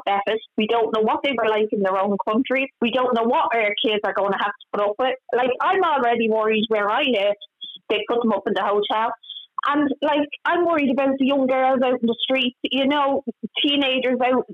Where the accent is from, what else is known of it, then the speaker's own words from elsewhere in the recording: Ireland; We're Irish people